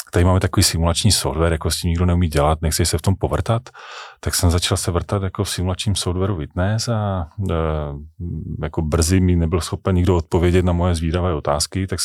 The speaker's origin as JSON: {"language": "Czech", "town": "Kopřivnice", "region": "Moravian-Silesian Region", "country": "Czechia", "tie": "born or raised there", "also_born_or_lived": "Ostrava", "said": "já jsem ostravský patriot, já mám Ostravu hrozně rád, já jsem tam jsem se tam narodil, já jsem tam vystudoval, eh, jinak jsem jako z Kopřivnice"}